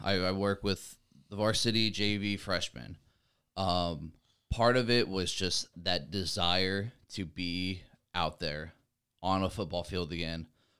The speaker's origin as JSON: {"language": "English", "region": "Ohio", "country": "United States", "tie": "born or raised there", "also_born_or_lived": "Montana / Idaho / California", "said": "I moved to Ohio when I was in like fourth grade. I was born in Montana, moved to Idaho after I was like 3 years old. My dad joined the Air Force, lived in California for a year and moved to Ohio."}